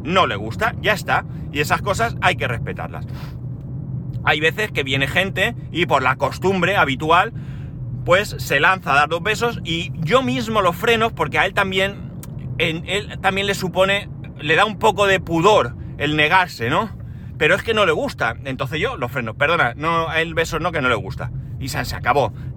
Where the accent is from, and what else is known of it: Spain